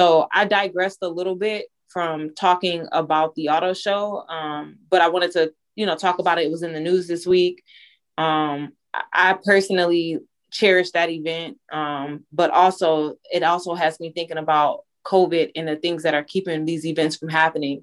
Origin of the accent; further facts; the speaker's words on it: Detroit, Michigan, United States; I'm from Detroit